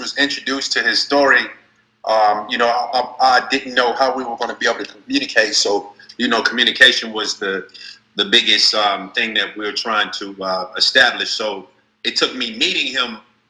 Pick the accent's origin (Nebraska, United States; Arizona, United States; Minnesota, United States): Arizona, United States; Phoenix; I'm from Phoenix, Arizona